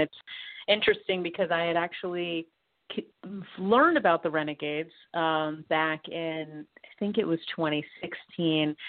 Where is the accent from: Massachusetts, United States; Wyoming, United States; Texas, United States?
Massachusetts, United States; Boston; I was born in Boston. I'm from there.